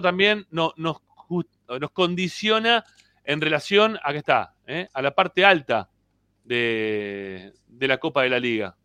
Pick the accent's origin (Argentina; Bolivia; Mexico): Argentina; somos argentinos